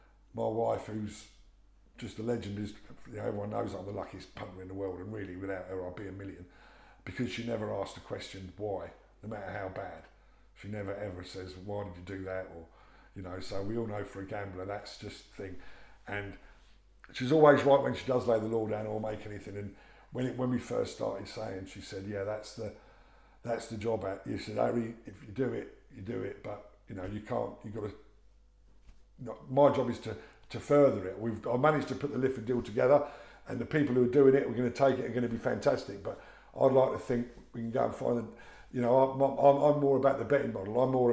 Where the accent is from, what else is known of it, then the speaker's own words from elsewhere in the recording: London, United Kingdom; I was brought up on Hackney